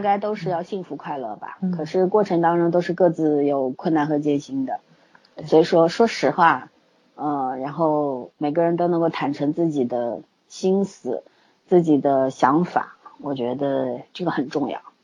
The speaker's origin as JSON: {"language": "Chinese", "country": "China", "said": "我们中国人"}